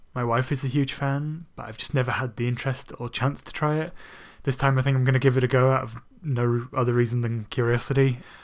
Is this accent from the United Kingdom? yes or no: yes; Bradford, Yorkshire and the Humber, United Kingdom; moved away; back in my hometown of Bradford